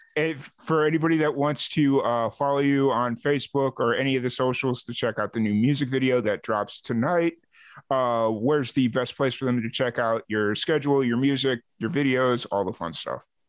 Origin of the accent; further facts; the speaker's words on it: Chicago, Illinois, United States; I'm from Chicago